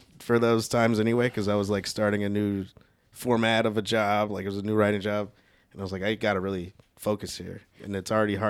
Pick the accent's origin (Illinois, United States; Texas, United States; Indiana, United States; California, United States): Illinois, United States; Chicago; Shytown, baby. Growing up in Chicago.